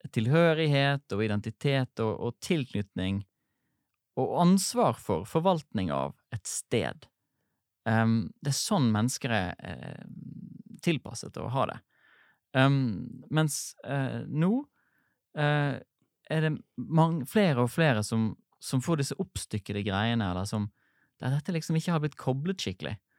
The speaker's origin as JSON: {"language": "Norwegian", "area": "Sotra", "region": "Vestland", "country": "Norway", "tie": "born or raised there", "said": "Jeg har vokst opp på Sotra utenfor Bergen"}